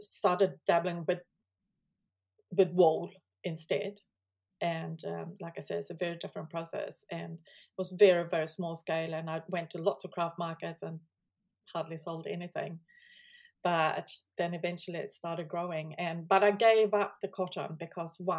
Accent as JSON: {"language": "English", "country": "Sweden", "moved": "as an adult", "lives_now": "New Zealand", "said": "I actually still live in Sweden, because I'm from Sweden"}